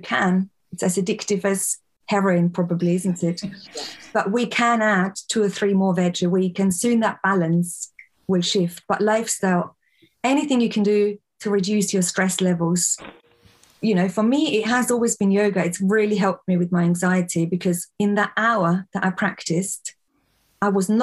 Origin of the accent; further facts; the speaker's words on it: Austria; moved away as an adult; now in England, United Kingdom; I was born and raised in Austria, came here to England when I was in my early 20s